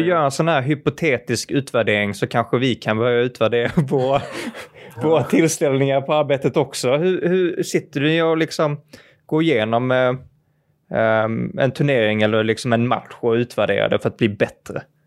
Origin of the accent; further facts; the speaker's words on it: Malmö, Skåne, Sweden; jag kommer ju från, eh, från Malmö